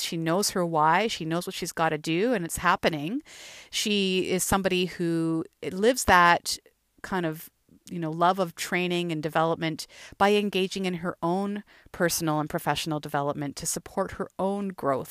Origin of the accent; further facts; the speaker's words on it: Thunder Bay, Ontario, Canada; moved away as an adult; also born or lived in Peterborough; now in Toronto, Canada; growing up in Thunder Bay